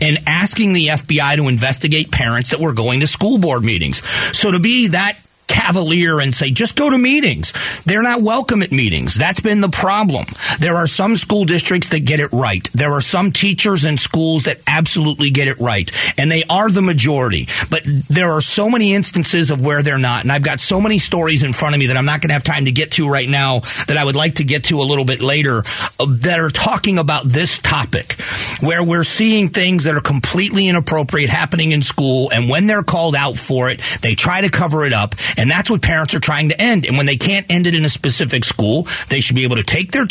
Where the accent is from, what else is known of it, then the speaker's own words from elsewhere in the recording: Florida, United States; now in Arizona, United States; I grew up in Florida, where we get 30 inches of rain in August